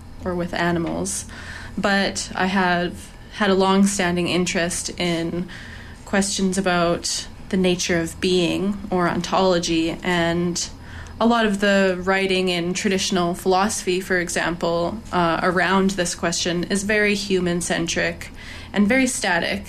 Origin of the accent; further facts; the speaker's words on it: Alberta, Canada; moved away as an adult; now in Vancouver, Canada; where I'm from Alberta, and I've been in Vancouver for about 3 years.